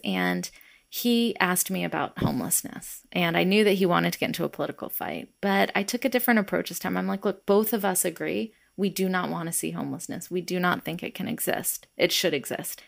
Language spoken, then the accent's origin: English; Atlanta, Georgia, United States; Growing up in the South, in Atlanta, Georgia, in the eighties